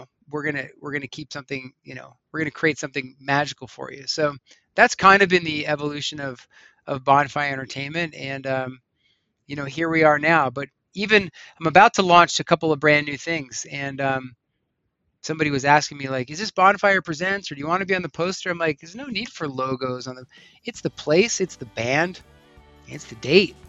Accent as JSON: {"language": "English", "town": "Long Beach Island", "region": "New Jersey", "country": "United States", "tie": "born or raised there", "moved": "as an adult", "lives_now": "Colorado, United States", "said": "the street I grew up on Long Beach Island, New Jersey"}